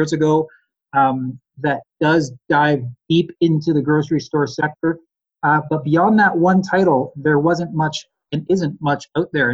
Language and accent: English; Ontario, Canada; moved away as an adult; now in Nelson, Canada; I grew up in Ontario and came out here about 13, 14 years ago now.